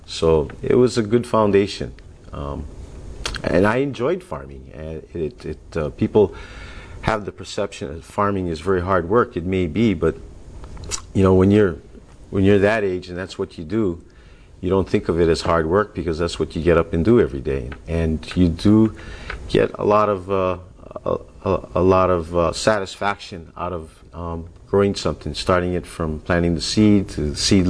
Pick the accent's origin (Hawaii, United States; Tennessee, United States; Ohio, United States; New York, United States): Hawaii, United States; Kula; also born or lived in Oahu; I grew up in Kula, Maui